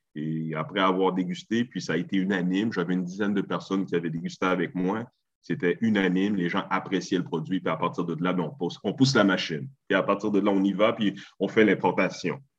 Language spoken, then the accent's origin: French; Montreal, Quebec, Canada; je suis né à Montréal, d'origine haïtienne